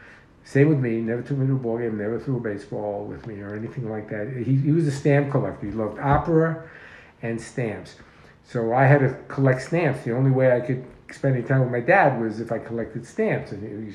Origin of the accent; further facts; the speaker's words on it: New York City, New York, United States; born or raised there; also born or lived in Harlem